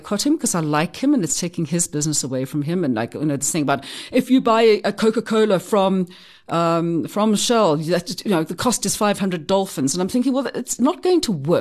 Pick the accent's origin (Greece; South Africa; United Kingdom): South Africa; I'm a Soti. There's a big difference there, but I'm South African too